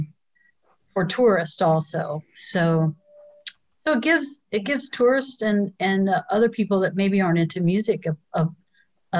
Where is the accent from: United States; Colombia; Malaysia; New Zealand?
United States; Illinois; moved away; I grew up in Illinois